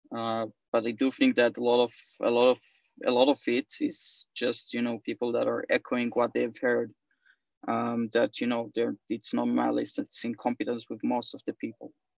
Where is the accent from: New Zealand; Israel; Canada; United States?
Israel; I'm from Israel